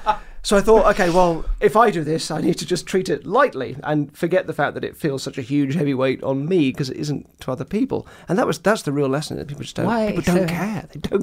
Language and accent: English; Purley, London, United Kingdom; I grew up in Purley, which is real sort of Daily Mail suburbia.